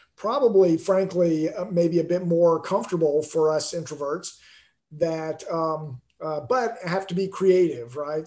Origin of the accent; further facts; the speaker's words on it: Alabama, United States; now in Houston, United States; I grew up in Alabama before I moved to Texas